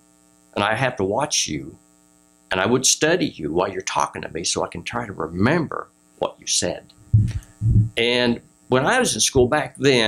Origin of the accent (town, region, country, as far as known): Ohio, United States